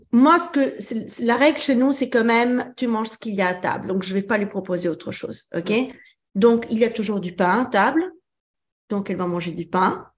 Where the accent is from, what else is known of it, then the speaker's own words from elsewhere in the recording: France; also born or lived in Italy; je suis italienne, mais j'ai grandi en France